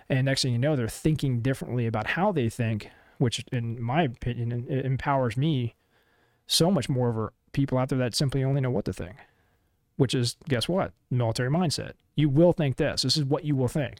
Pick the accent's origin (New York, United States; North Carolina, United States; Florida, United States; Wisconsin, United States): Florida, United States; moved away; also born or lived in Colorado; my hometown in Denell, Florida.